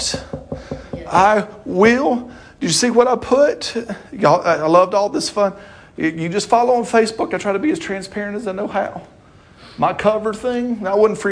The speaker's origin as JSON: {"language": "English", "region": "the South", "country": "United States", "tie": "born or raised there", "said": "I grew up in the South"}